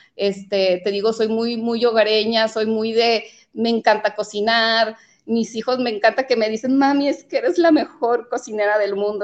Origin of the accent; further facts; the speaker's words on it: Jalostotitlán, Jalisco, Mexico; also born or lived in Mexico City; mis padres son de, los Altos de Jalisco.